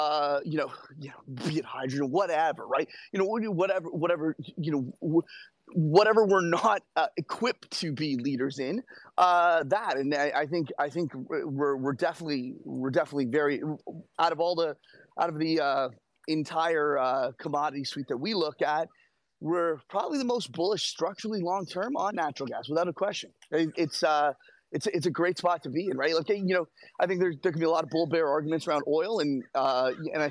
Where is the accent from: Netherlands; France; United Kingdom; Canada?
Canada; as a Canadian